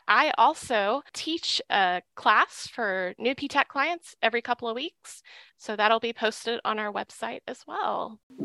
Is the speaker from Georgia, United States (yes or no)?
no; Little Rock, Arkansas, United States; I'm from Little Rock